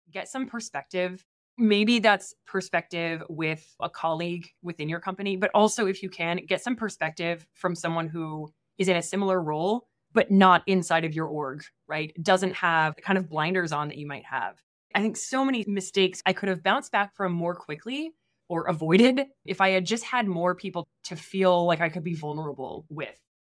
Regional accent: Midwest, United States; moved away as an adult; also born or lived in East Coast; I grew up in the Midwest, and then I went to school on the East Coast

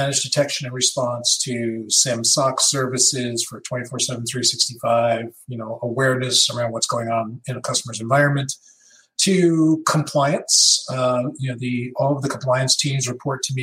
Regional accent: Long Island, New York, United States; moved away; I grew up on Long Island, New York, which had a very burgeoning hacker community

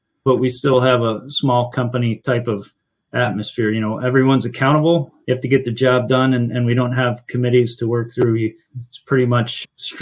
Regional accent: Finger Lakes, New York, United States; now in Rochester, United States; I grew up in the Finger Lakes

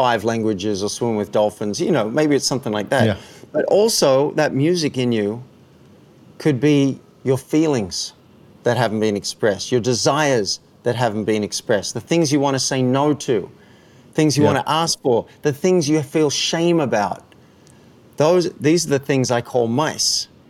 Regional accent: Cessnock, New South Wales, Australia; moved away as an adult; also born or lived in Park Avenue, New York; You're like me growing up in Australia

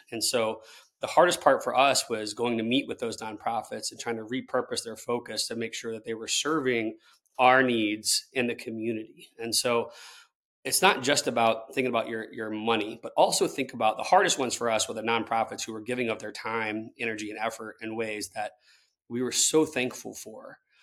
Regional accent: Tallahassee, Florida, United States; I'm someone who grew up in Tallahassee, Florida

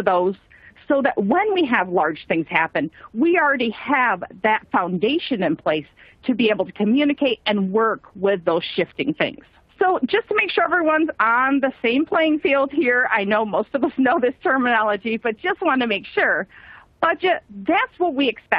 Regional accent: Michigan, United States; I grew up in Michigan

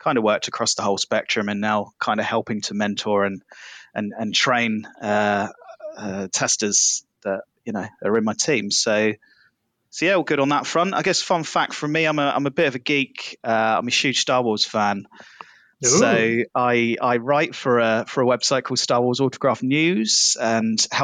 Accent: Southampton, South East England, United Kingdom; I'm from Southampton in England.

